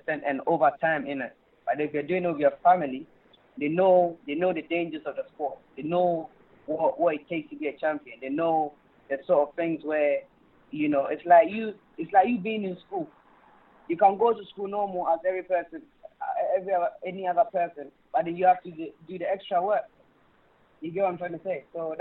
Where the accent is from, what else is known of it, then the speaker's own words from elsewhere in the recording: London, United Kingdom; also born or lived in Ghana; I came over around, I think, 7 or 8. And, I had all my education here.